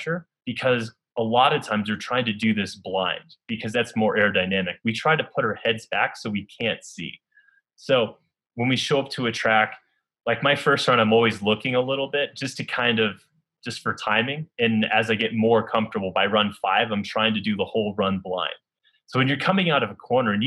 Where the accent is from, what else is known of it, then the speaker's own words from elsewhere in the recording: Northern New York, United States; growing up in Northern New York